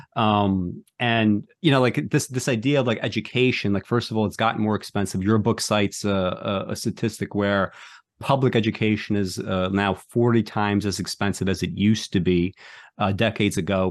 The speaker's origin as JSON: {"language": "English", "town": "New York City", "region": "New York", "country": "United States", "tie": "born or raised there", "said": "I grew up in New York City"}